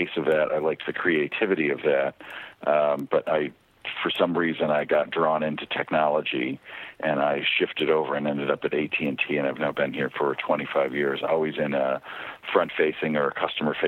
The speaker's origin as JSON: {"language": "English", "region": "upstate New York", "country": "United States", "tie": "born or raised there", "moved": "as an adult", "lives_now": "California, United States", "said": "I grew up in upstate New York and stayed there through high school"}